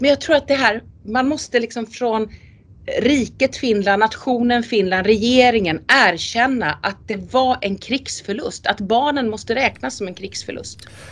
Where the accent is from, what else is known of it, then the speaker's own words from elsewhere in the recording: Sweden; first language Swedish; jag som rikssvensk då och rikssvensk skådespelare, jag spelar ju på mitt språk för det är det enda jag kan